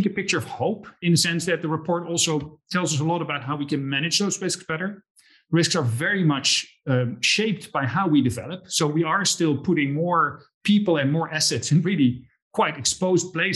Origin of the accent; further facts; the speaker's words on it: Netherlands; moved away; I grew up in the Netherlands